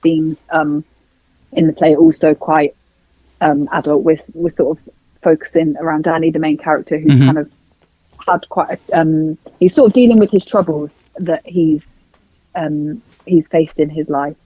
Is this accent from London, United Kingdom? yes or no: no; Northampton, East Midlands, United Kingdom; I'm from the Midlands. I'm from Northampton.